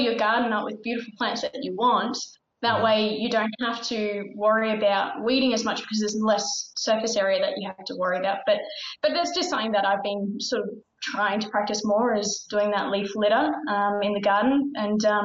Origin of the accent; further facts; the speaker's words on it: Victoria, Australia; I'm from Victoria